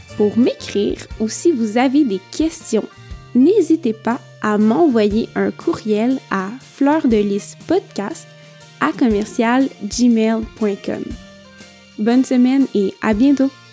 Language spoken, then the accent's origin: French; Quebec, Canada; also born or lived in northern Italy; now in Italy; je viens du Québec